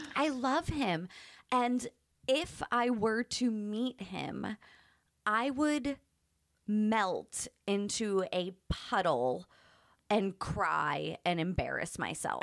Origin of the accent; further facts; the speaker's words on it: Pittsburgh, Pennsylvania, United States; now in San Diego, United States; I grew up in Pittsburgh